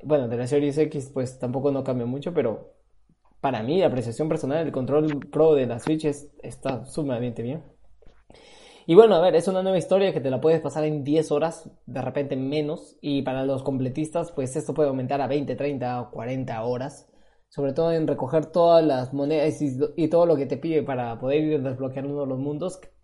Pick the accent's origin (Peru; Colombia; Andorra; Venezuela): Peru; now in Spain; Yo sigo siendo peruano de, de pura sangre